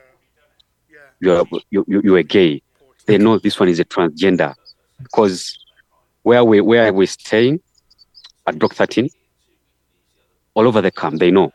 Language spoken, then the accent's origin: English; Uganda; moved away as an adult; now in Kakuma refugee camp, Kenya; I come from Uganda